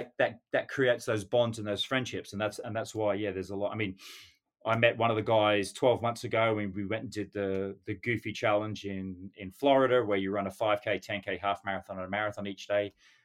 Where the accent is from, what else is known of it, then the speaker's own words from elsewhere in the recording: Western Australia, Australia; Then we hit Perth in Western Australia. And of course, you know, on being Australian on my home territory, I thought I'd have to represent there.